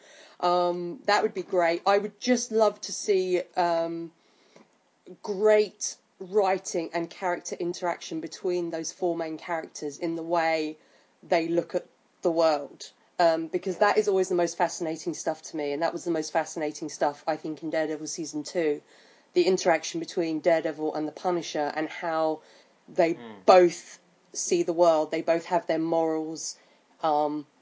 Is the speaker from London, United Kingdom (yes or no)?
yes; London, United Kingdom; I'm from London